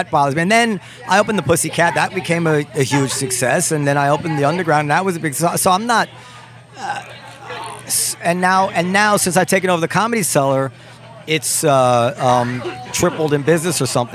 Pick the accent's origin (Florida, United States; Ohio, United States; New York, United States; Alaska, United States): New York, United States; Ardsley; I grew up in Ardsley, which is a town in Westchester